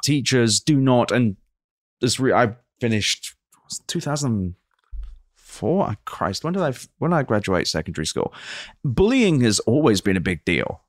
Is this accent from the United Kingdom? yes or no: yes; England, United Kingdom; a British Jew